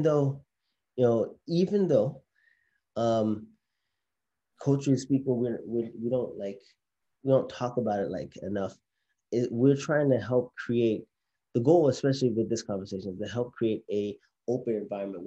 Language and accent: English; Haiti; I'm from Haiti, and in the Haitian culture, or maybe even just the Caribbean culture